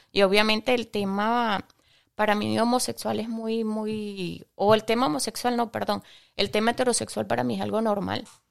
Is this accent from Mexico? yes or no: no; Venezuela; moved away; also born or lived in Ecuador; en mi país natal, que es Venezuela